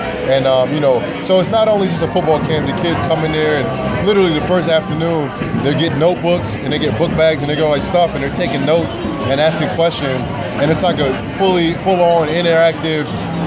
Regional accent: New Brunswick, New Jersey, United States; my hometown, New Brunswick, New Jersey

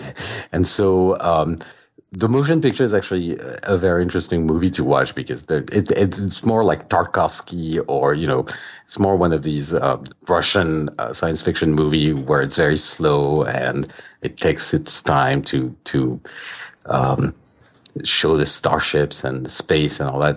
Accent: France; moved away as an adult; now in United States; I grew up in France

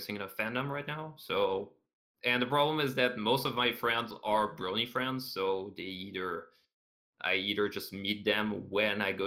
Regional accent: Canada; I'm Canadian

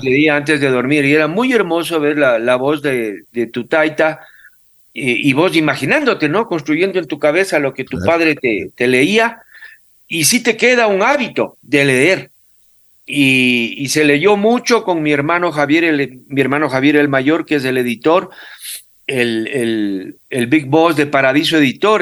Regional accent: Quito, Pichincha, Ecuador; yo nací en Quito, vivo, viví pues en el barrio Miraflores desde los ocho años

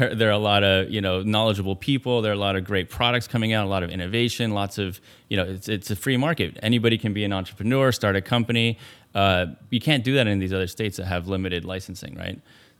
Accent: Mexico City, Mexico; So I grew up in Mexico.

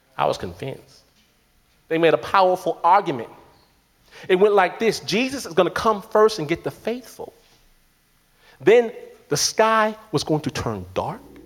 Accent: Detroit, Michigan, United States; I'm from Detroit

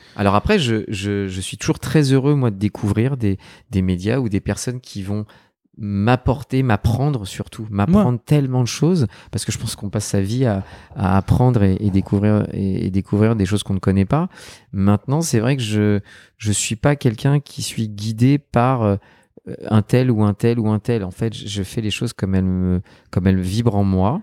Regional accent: Neuilly-sur-Seine, Île-de-France, France; Je suis un enfant de Neuilly sur seine

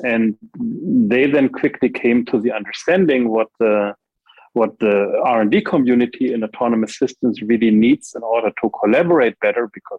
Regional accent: Germany; also born or lived in United States; So after growing up in Germany and in the US, I did a PhD

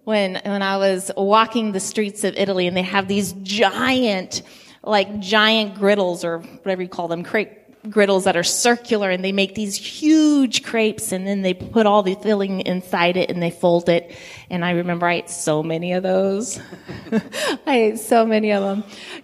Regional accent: Guinea; I grew up in Guinea, West Africa, and so when I smell peanut sauce, like, that just takes me back to the village.

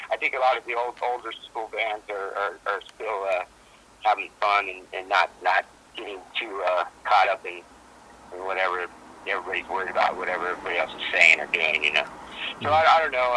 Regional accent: United States; I'm from America

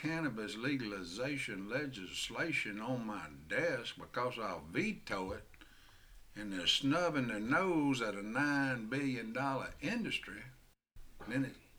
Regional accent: Jackson, Mississippi, United States; moved away as an adult; also born or lived in Gulfport / Biloxi; now in Grenada County, United States; I was born and raised in South Jackson, 1957. Grew up through the 60s.

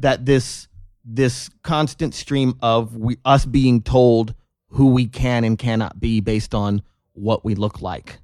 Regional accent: North Las Vegas, Nevada, United States; I grew up in North Las Vegas, North Town.

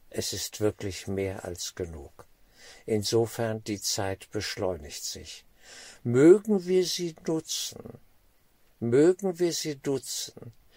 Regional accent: Germany

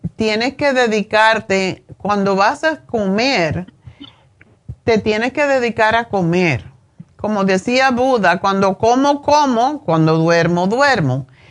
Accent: Cuba

